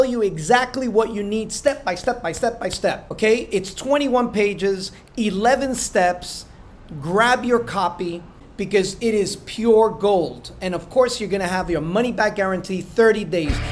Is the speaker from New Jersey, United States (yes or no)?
yes; New Jersey, United States; I'm from Jersey